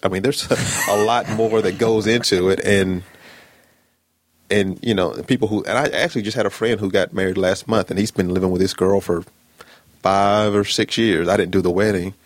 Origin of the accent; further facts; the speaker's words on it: Birmingham, Alabama, United States; I am from Birmingham, Alabama, born and raised